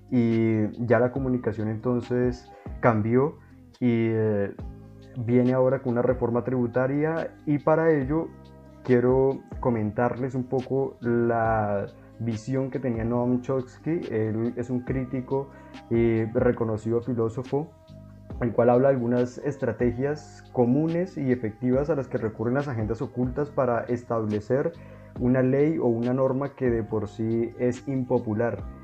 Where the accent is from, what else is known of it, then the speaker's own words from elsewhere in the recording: Colombia; todos los derechos como ciudadanos y como colombianos.